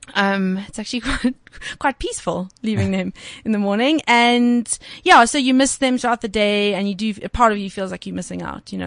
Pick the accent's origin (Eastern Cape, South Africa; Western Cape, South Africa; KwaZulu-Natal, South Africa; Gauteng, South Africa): Western Cape, South Africa; Cape Town; moved away as an adult; now in Johannesburg, South Africa; I'm from Cape Town mm. originally. So I actually moved, moved up to Joburg in 2011.